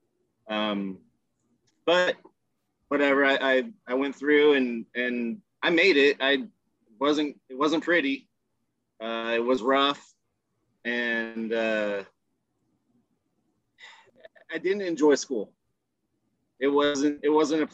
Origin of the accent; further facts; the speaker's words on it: Richmond, California, United States; also born or lived in San Francisco Bay Area; I grew up in El Sobrani first, which is a subdivision of Richmond, California